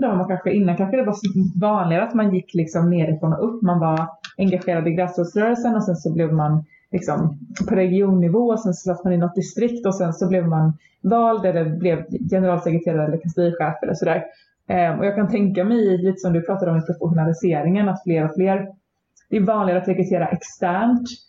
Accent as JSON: {"language": "Swedish", "region": "Småland", "country": "Sweden", "also_born_or_lived": "Växjö", "said": "mitt småländska arv"}